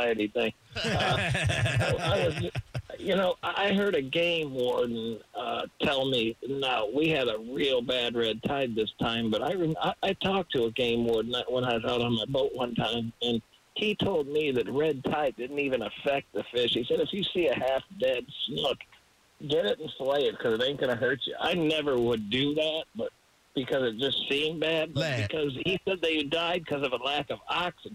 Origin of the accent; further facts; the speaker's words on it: Osprey, Florida, United States; I grew up in Osprey